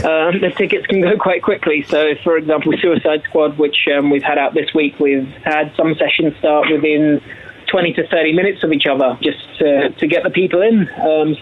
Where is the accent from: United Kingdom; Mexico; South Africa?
United Kingdom; now in New Zealand; I'm a British lad, I'm a Pommy lad